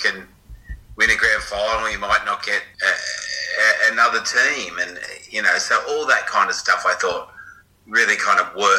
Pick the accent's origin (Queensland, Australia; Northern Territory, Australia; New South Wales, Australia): New South Wales, Australia; Cronulla; I grew up in Cronulla